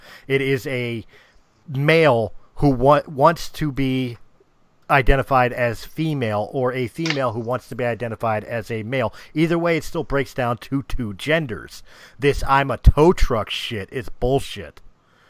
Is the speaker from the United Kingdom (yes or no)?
no; United States; I'm from the United States.